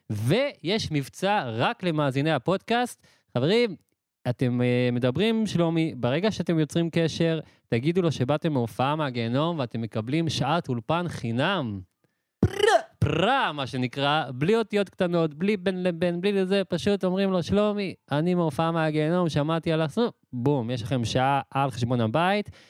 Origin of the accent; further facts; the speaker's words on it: Emek Hefer, Central District, Israel; ואני אומר לכם את זה ממקור ראשון, כי אני מעמק חפר והייתי שם מלא פעמים, וזה אחלה קיבוץ